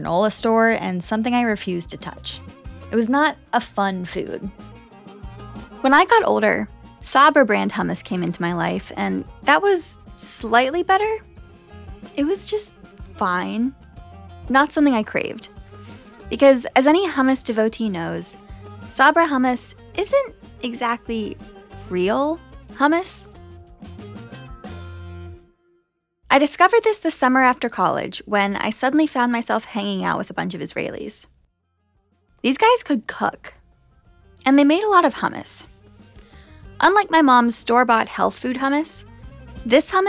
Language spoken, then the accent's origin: English; United States; I am American.